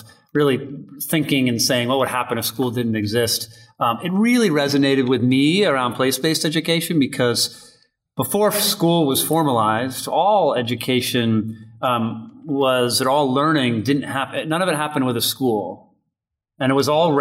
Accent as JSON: {"language": "English", "town": "Holliston", "region": "Massachusetts", "country": "United States", "tie": "born or raised there", "said": "I grew up in Holliston, Massachusetts, a suburb of Boston"}